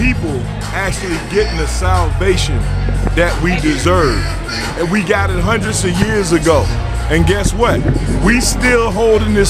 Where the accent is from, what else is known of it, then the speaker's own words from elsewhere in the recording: Tampa, Florida, United States; I'm from the South, man. I'm from the deep part of the South, from Tampa Bay.